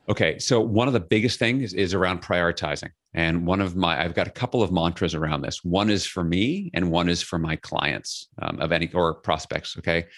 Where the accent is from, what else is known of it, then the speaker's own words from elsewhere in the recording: New York City, New York, United States; I grew up in Flushing, Queens, New York City.